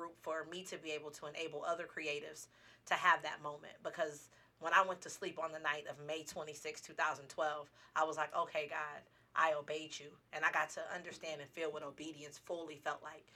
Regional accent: Dallas, Texas, United States; now in Las Vegas, United States; I'm originally from Dallas, Texas

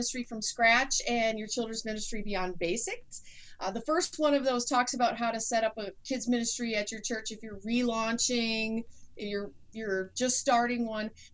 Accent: Wisconsin, United States; I'm from Wisconsin. We have snow everywhere today

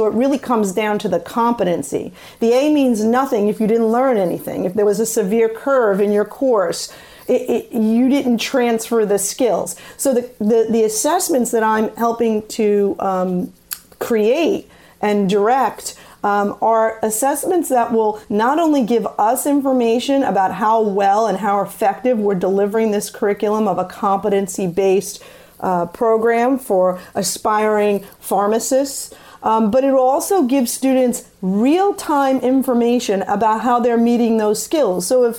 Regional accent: Staten Island, New York, United States; accent: New York City; and we're from Staten Island originally, on that New York City dialect

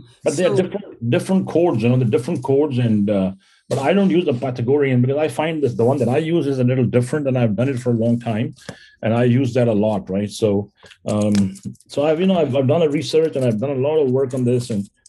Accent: India; English is a second language; moved away as an adult; now in United States; So, you know, I came to America almost 30 years ago, 1988 is when I came here. When I came here from India, and I was doing quite well. I was in the Indian military

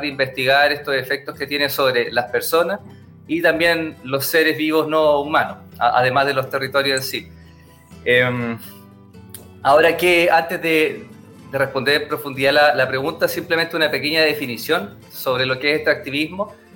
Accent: Antofagasta, Chile; moved away; also born or lived in Chuquicamata; Yo vengo de Antofagasta, que es una zona de sacrificio

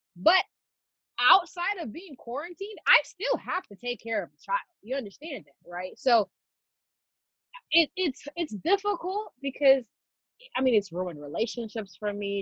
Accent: Nairobi, Kenya; moved away; My earliest memories of growing up in Nairobi, Kenya

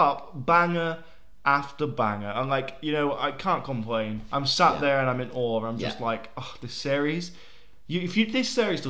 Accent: Grimsby, Yorkshire and the Humber, United Kingdom; now in Wigan, United Kingdom; Grimsby, my hometown.

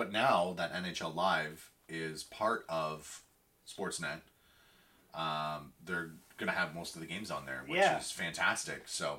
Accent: Barrie, Ontario, Canada; I grew up in Barrie, right?

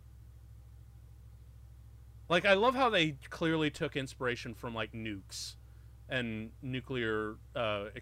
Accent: Chicago, Illinois, United States; moved away; Chicago when that comes. My hometown

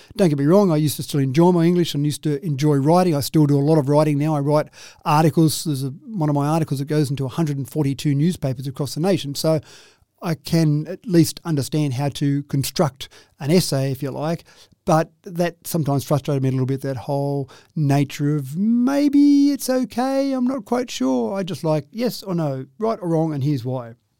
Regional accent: Dubbo, New South Wales, Australia; I grew up in Dubbo.

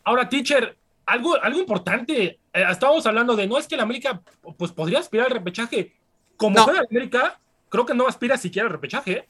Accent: Puebla, Mexico; yo como poblano

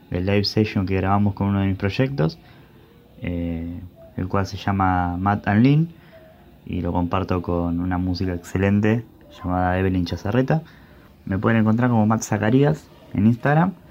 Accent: Berazategui, Buenos Aires Province, Argentina; now in Santa Teresita, Argentina; músico y escritor de Santa Teresita aunque soy oriundo de Berazategui, del sur del conurbano bonaerense.

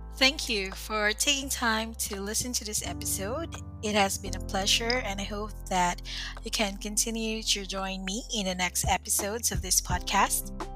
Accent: Philippines; I am a Filipina

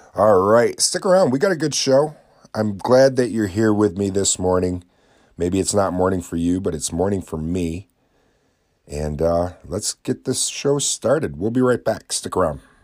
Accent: Oswego County, New York, United States; my own hometown

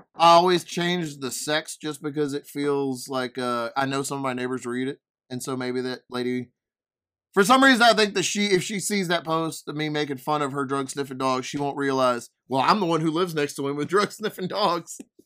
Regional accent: Denham Springs, Louisiana, United States; I'm from Denham Springs, Louisiana

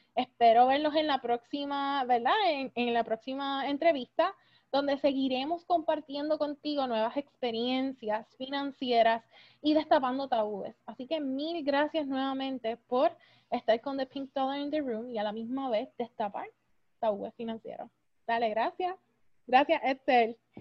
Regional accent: Puerto Rico; moved away

